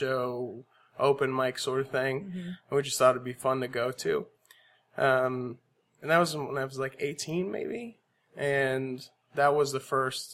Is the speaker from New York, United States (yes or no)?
no; Aurora, Colorado, United States; also born or lived in San Antonio, Texas / Boerne, Texas; now in Austin, United States; most of my childhood was in Aurora, Colorado